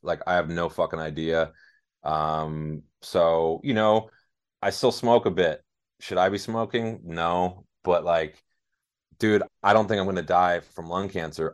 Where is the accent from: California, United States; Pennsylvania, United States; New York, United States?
California, United States; Los Angeles; born or raised there